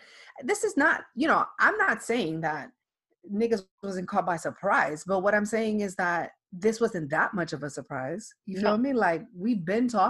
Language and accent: English; New York City, New York, United States; now in Florida, United States; I am from the Bronx and I live in Florida